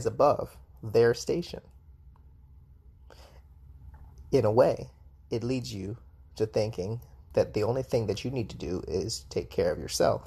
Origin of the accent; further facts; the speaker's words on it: United States; first language English; moved away as an adult; I was born in the United States